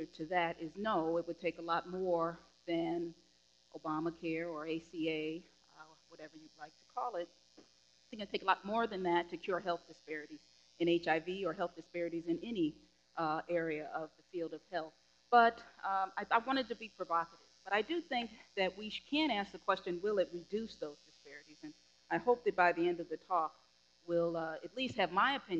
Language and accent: English; Chicago, Illinois, United States; my hometown